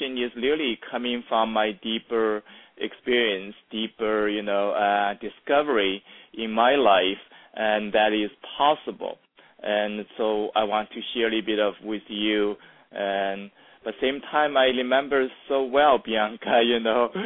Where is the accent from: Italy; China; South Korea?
China; moved away as an adult; now in United States; I was raised in China in a small village